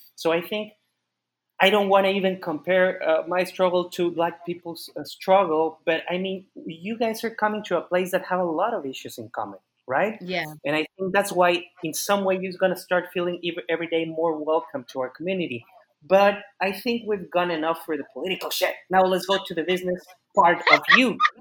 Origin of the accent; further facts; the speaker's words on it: Mexico; also born or lived in Austin, Texas; what we Mexicans always miss is food